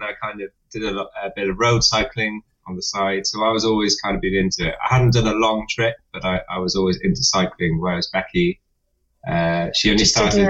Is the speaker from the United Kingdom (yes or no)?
yes; Wales, United Kingdom; moved away; also born or lived in London; I'm from Wales, which is the next to England.